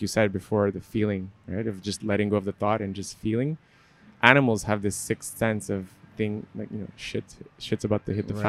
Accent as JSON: {"language": "English", "town": "Montreal", "region": "Quebec", "country": "Canada", "said": "I'm from Montreal"}